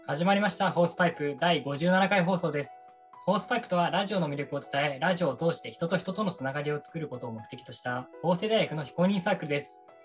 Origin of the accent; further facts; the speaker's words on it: Shizuoka, Japan; 僕、静岡出身なんですけど